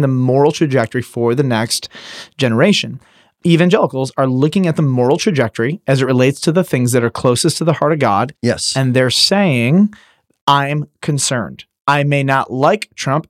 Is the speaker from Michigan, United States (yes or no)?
yes; Detroit, Michigan, United States; I'm from Detroit